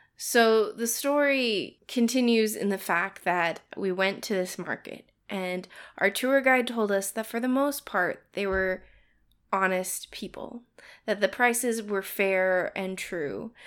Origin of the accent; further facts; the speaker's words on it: United States; being in a Western culture as an American